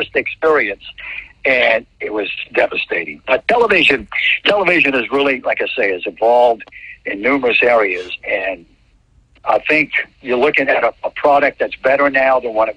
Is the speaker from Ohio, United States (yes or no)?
no; New Orleans, Louisiana, United States; moved away; I'm from New Orleans.